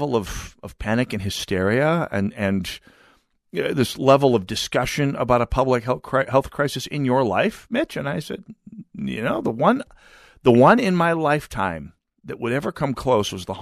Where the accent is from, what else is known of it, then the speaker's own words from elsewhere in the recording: North Dakota, United States; moved away; also born or lived in Minnesota; I grew up in North Dakota